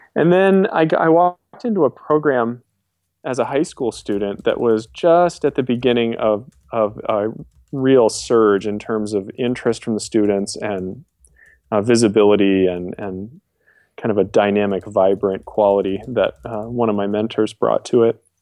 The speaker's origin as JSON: {"language": "English", "region": "New York", "country": "United States", "tie": "born or raised there", "moved": "yes", "said": "I grew up in New York State"}